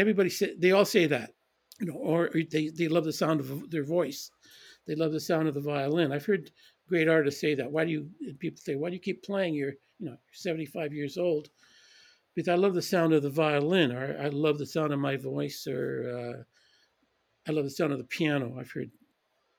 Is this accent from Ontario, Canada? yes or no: no; Edmonton, Alberta, Canada; moved away; also born or lived in Calgary / London / Switzerland; I grew up in Edmonton mostly. I was born in Calgary and then returned to Calgary.